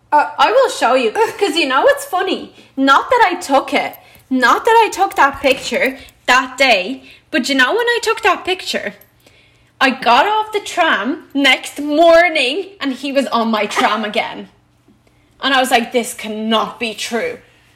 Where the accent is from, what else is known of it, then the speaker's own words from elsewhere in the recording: Latvia; now in Ireland; And I was like, well, I'm actually Latvian.